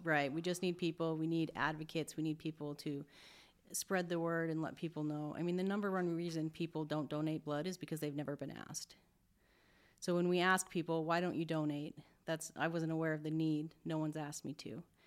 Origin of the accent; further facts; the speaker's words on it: Billings, Montana, United States; now in Spokane, United States; I'm from Montana